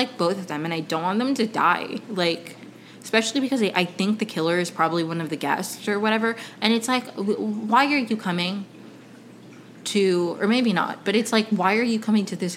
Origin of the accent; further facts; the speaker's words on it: Potomac, Maryland, United States; moved away as an adult; also born or lived in Caracas, Venezuela / Ohio / Evanston, Illinois; now in Los Angeles, United States; I grew up in Potomac, Maryland.